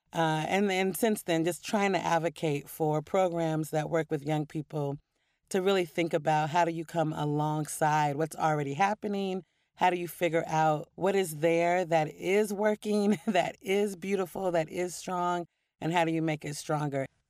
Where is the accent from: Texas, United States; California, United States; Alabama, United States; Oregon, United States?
Oregon, United States; Portland; moved away; also born or lived in New York; growing up in Portland and loving poetry as a kid